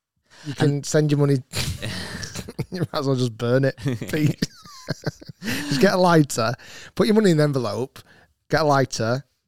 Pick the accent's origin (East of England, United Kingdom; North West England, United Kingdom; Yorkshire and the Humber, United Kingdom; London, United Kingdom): North West England, United Kingdom; Bolton; And there's a lot of history there. I'm from Bolton, their Bolton company.